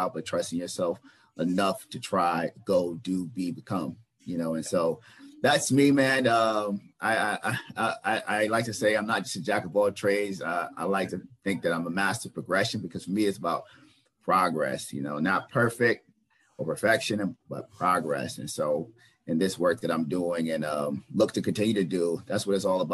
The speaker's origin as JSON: {"language": "English", "region": "the South", "country": "United States", "moved": "yes", "said": "I'm from the South originally"}